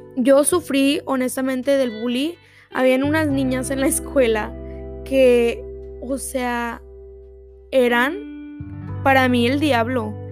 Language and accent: Spanish; Texas, United States; yo soy de aquí de Texas